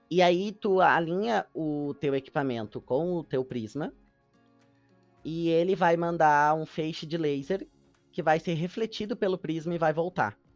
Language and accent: Portuguese; São Leopoldo, Rio Grande do Sul, Brazil; Para mim, que sou de São Leopoldo, que já conhecia a Casa do Imigrante